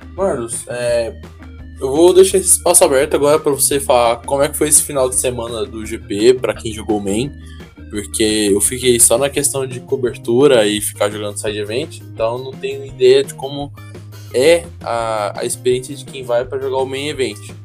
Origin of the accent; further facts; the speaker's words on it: Goiânia, Goiás, Brazil; eu sou de Goiânia